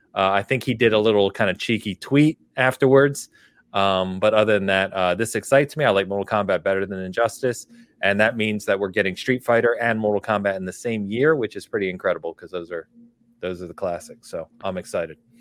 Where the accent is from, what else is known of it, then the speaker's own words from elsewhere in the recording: California, United States; I'm from California, and my family's in California